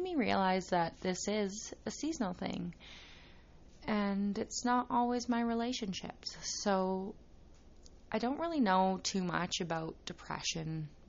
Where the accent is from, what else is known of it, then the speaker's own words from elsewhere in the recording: Saskatchewan, Canada; I was born and raised in Saskatchewan, Canada